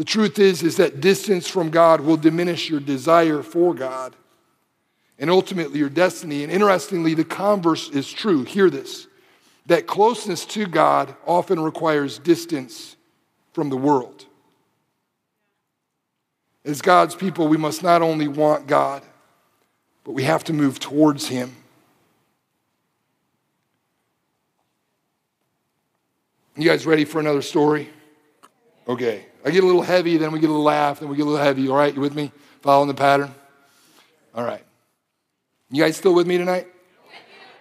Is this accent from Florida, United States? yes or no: no; Detroit, Michigan, United States; moved away as an adult; also born or lived in Springfield, Missouri; I grew up in Detroit